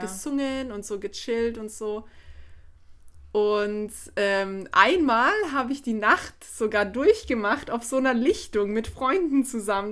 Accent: Black Forest, Baden-Württemberg, Germany; ich komme ja aus dem Schwarzwald

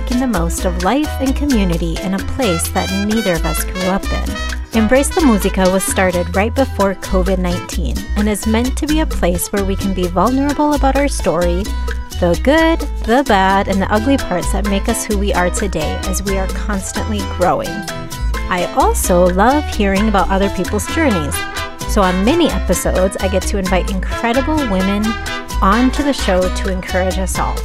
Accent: Minnesota, United States; I grew up in a really small town in Minnesota.

